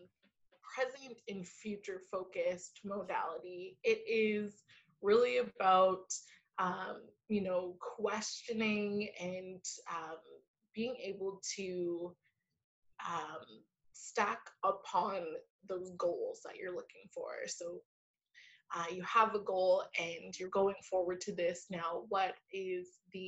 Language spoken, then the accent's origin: English; Vancouver, British Columbia, Canada; I am from Vancouver, Canada